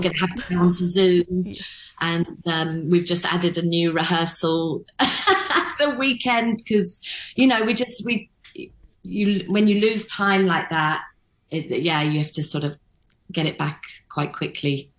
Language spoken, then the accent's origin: English; London, United Kingdom; now in Hong Kong; back in London, where I'm from